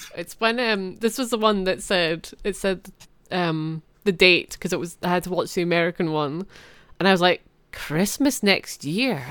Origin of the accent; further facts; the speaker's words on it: Scotland, United Kingdom; I'm Scottish